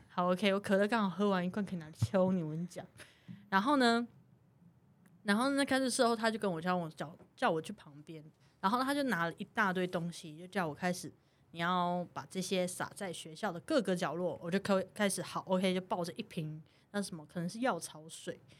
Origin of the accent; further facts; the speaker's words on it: Taiwan; 我们是台湾人